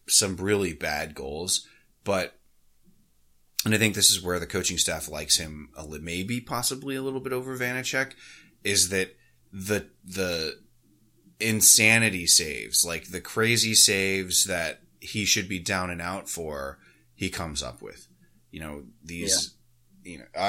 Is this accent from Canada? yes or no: yes; Canada; But I mean, as a Canadian, and I haven't actually talked to any of our Canadian hosts, I wonder if it's like better or worse.